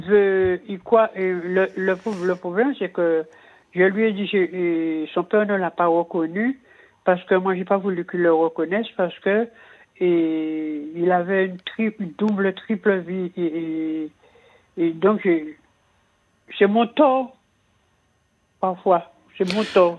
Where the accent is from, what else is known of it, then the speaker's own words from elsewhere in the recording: Antilles, Guadeloupe; moved away as an adult; je suis partie des Antilles